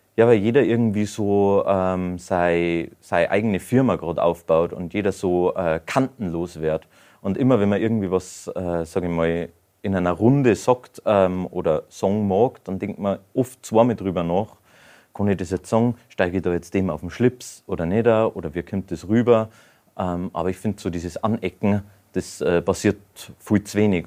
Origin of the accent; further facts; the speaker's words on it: Bavaria, Germany; bei uns in Bayern